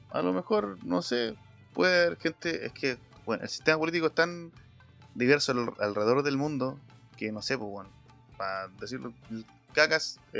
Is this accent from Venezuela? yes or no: no; Concepción, Biobío, Chile; tan solo soy de Concepción, también conozco la capital.